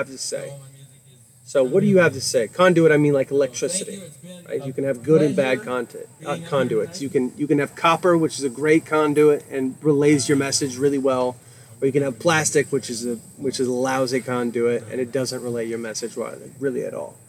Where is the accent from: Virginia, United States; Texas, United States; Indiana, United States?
Texas, United States; moved away; I'm from Texas originally